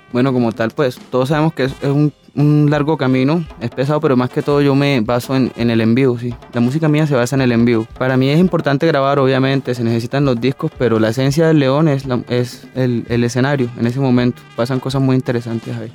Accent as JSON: {"language": "Spanish", "town": "Cartagena", "region": "Bolívar", "country": "Colombia", "tie": "born or raised there", "also_born_or_lived": "Tunja", "said": "Yo en realidad nací en Tunja, pero me llevaron a un mes y medio para Cartagena. Mi madre es cartagena, mi papá es, boyaco. Me crié allá"}